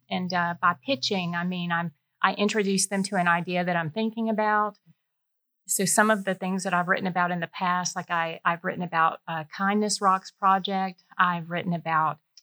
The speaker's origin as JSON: {"language": "English", "town": "Warner Robins", "region": "Georgia", "country": "United States", "tie": "born or raised there", "moved": "as an adult", "said": "I grew up in Warner Robins"}